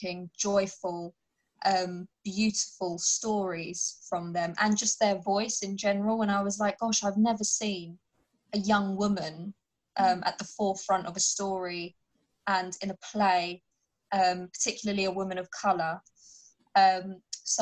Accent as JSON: {"language": "English", "country": "United Kingdom", "said": "I'm a British Pakistani Muslim, so a lot of it is based on my upbringing"}